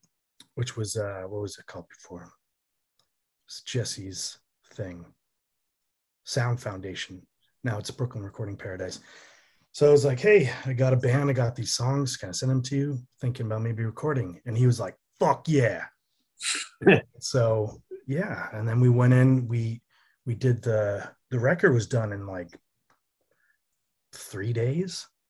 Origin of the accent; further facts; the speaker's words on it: Germany; also born or lived in Connecticut; now in New York, United States; No, I did not. I grew up in Germany and Connecticut.